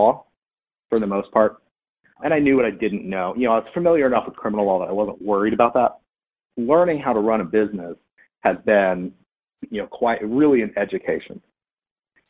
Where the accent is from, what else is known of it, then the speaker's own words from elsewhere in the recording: Maryland, United States; moved away as an adult; also born or lived in Wichita, Kansas; now in Atlanta, United States; when I was very young, I moved to Maryland where I grew up. My dad was in the Air Force.